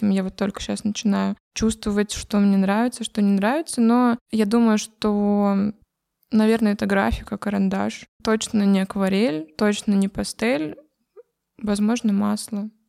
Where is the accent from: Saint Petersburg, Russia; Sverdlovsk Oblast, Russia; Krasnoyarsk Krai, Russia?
Krasnoyarsk Krai, Russia; Krasnoyarsk; Сибирь, э, Кемеровская область. Я с Красноярска.